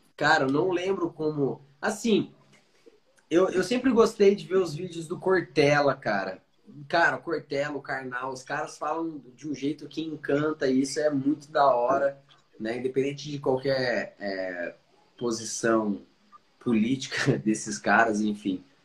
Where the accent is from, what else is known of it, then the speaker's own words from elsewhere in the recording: Curitiba, Paraná, Brazil; also born or lived in Dublin, Ireland; Sou curitibano nato